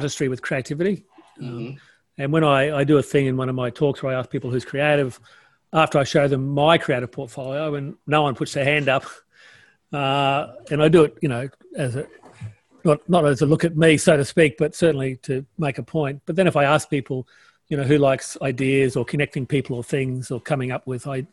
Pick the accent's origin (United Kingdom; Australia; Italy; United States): Australia; Townsville, Queensland; I was born in Townsville